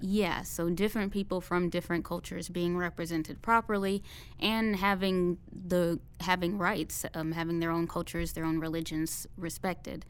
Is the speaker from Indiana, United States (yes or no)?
yes; Indianapolis, Indiana, United States; I'm from Indianapolis, Indiana